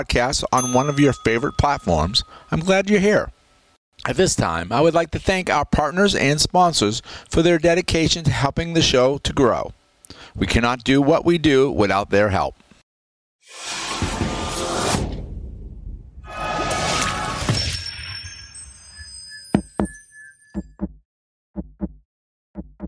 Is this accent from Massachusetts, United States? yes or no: yes; Massachusetts, United States; accent: Boston; moved away as an adult; now in Florida, United States; I grew up in Massachusetts